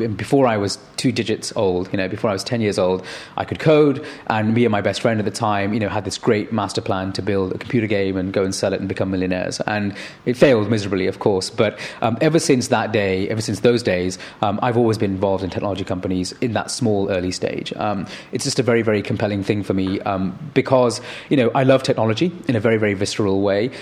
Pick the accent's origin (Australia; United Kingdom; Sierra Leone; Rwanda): United Kingdom; Manchester, North West England; growing up in Manchester